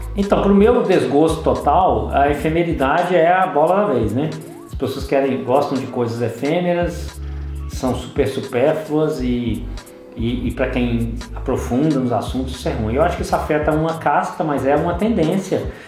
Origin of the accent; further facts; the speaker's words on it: Belo Horizonte, Minas Gerais, Brazil; em Belo Horizonte, nós que somos daqui, atuamos aqui, Belo Horizonte, Minas Gerais